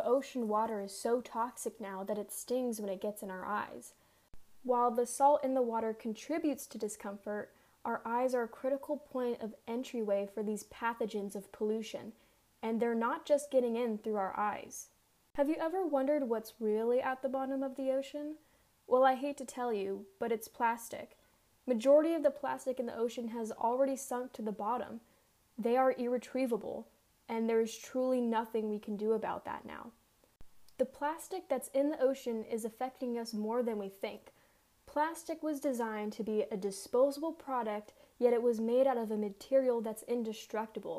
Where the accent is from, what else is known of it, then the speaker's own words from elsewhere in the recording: Southern California, United States; I grew up in Southern California